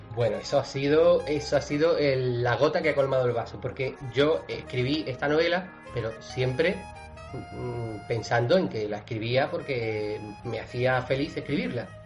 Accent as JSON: {"language": "Spanish", "town": "Cádiz", "region": "Andalusia", "country": "Spain", "said": "yo soy de Cádiz"}